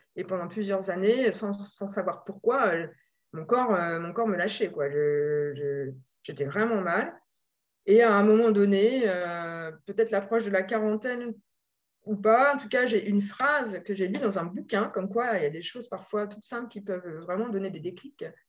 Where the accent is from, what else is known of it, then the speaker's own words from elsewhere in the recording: Normandy, France; moved away as an adult; also born or lived in Paris region; J'ai grandi en Normandie et je suis venue à Paris